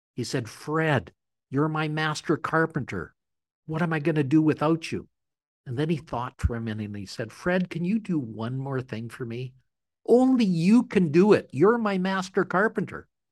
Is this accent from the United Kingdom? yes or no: no; Canada; I'm a Canadian.